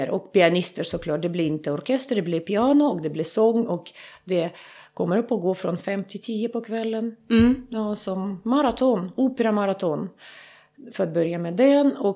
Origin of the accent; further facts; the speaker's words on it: Kharkiv, Kharkiv Oblast, Ukraine; Vi sitter utanför Charkov, hem, äh, mitt hemstad, i en liten by utan vatten, utan mat, utan eh, medicin.